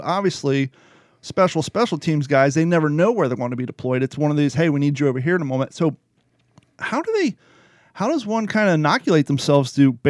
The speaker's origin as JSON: {"language": "English", "region": "Ohio", "country": "United States", "tie": "born or raised there", "also_born_or_lived": "California / Florida", "moved": "as an adult", "said": "obviously you and I grew up in Ohio and Kentucky."}